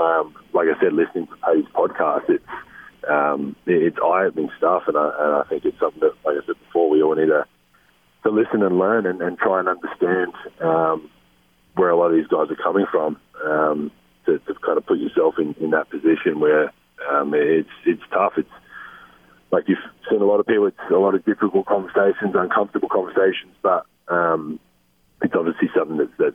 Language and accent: English; Australia; now in United States; still learning things that I should know, really, as an Australian. Like I said, America is a bit different, not coming from here